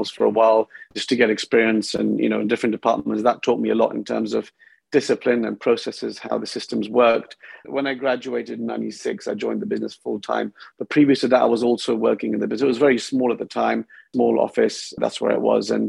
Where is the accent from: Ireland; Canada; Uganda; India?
India; also born or lived in United Kingdom; Well, I grew up between um, India and UK. By the time I was 16, I went to about 10 different schools. So it was a little bit unsettling, different types of cultures.